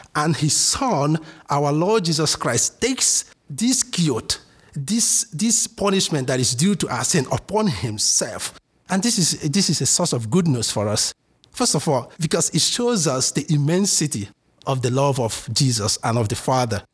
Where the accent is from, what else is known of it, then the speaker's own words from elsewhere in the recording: Imo, Nigeria; moved away as an adult; also born or lived in Ardmore, Pennsylvania, United States; now in United States; originally, I'm from Nigeria, in uh, southeast Nigeria, um, Imo State to be precise. I was born and raised here. I moved here uh, four years ago.